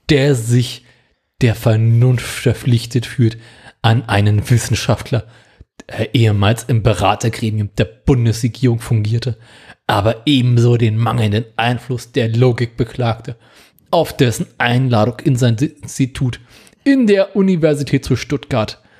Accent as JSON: {"language": "German", "country": "Luxembourg", "tie": "born or raised there", "said": "Weil ich als kriegsgeschädigter Jüngling groß geworden in Luxemburg wissen wollte"}